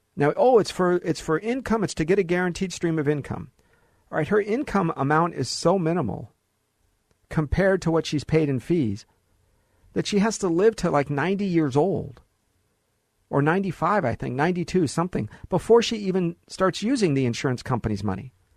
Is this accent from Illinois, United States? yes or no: no; Los Angeles, California, United States; also born or lived in Hollywood, California; I was born in Hollywood, right? Grew up in the Valley